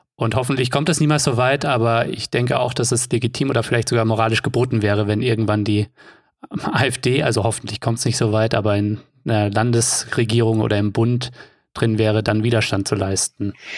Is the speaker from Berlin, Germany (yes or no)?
no; Offenbach am Main, Hesse, Germany; Offenbach ist meine Heimatstadt.